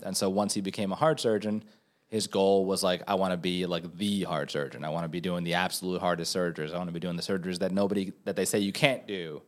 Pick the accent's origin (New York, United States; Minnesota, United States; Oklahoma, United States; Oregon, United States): New York, United States; also born or lived in Venezuela; now in Los Angeles, United States; as a New Yorker